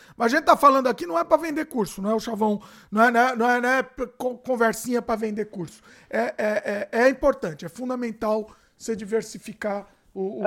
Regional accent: Brazil; Hoje eu confirmei que eu sou brasileiro

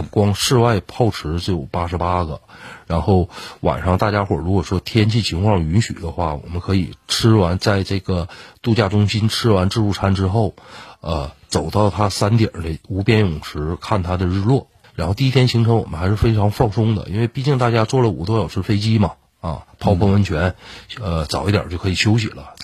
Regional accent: Northeast China, China; 我们东北人

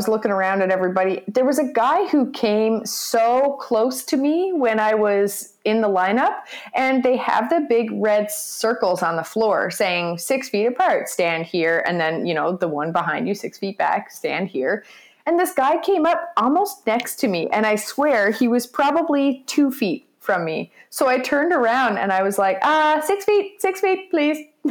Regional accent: Canada; we're Canadian

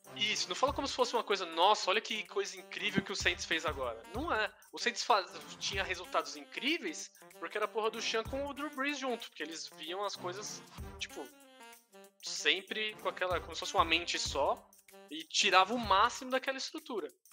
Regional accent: Brazil; a gente é brasileiro

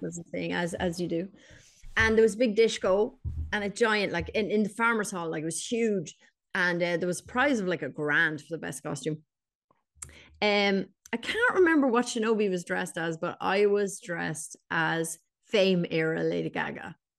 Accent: Ireland

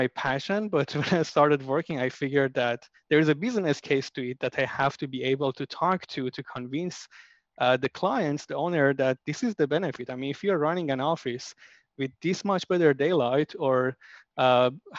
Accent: Iran; moved away; I'm from Iran.

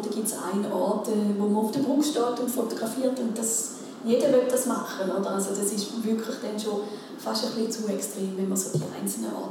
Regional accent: Switzerland; das sieht man ja bei uns in der Schweiz.

